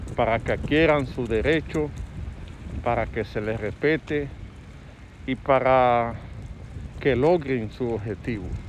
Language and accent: Spanish; Dominican Republic; como dominicano común